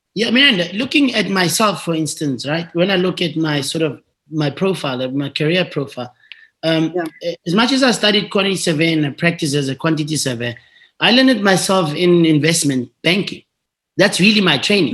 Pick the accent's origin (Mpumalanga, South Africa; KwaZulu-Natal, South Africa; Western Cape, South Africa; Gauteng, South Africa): Gauteng, South Africa; Tembisa; I went to a, a, a, local school in, in the township where I grew up in Tembisa